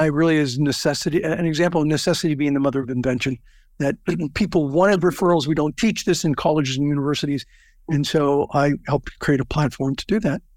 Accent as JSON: {"language": "English", "region": "Southern California", "country": "United States", "tie": "born or raised there", "said": "I grew up in Southern California"}